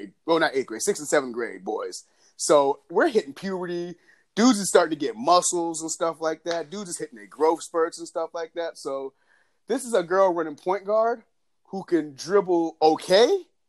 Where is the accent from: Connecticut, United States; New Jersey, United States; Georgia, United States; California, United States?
Georgia, United States; Lilburn; we grew up in Lilburn